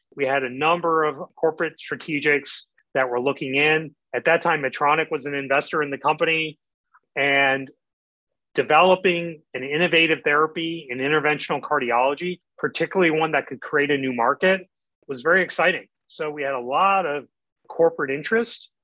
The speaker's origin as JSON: {"language": "English", "region": "Midwest", "country": "United States", "tie": "born or raised there", "said": "I grew up in the Midwest"}